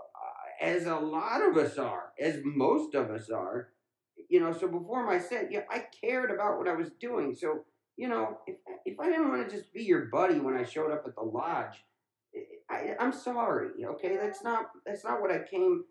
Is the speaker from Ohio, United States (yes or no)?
yes; Ohio, United States; when I was growing up in Ohio.